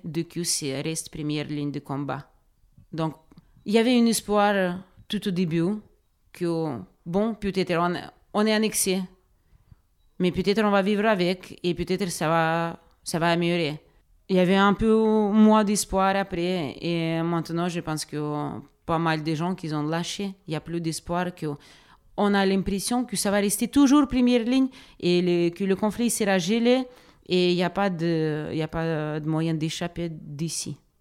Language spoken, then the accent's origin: French; Donetsk, Donetsk Oblast, Ukraine; French is a second language; moved away as an adult; also born or lived in Moldova / North Macedonia; now in Draguignan, France; je suis née en Donetsk. C'est ma ville de naissance où j'ai vécu pendant 21 ans.